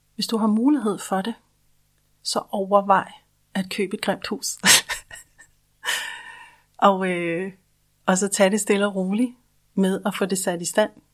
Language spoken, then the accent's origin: Danish; Denmark; Vi er i Danmark jo en husejernation.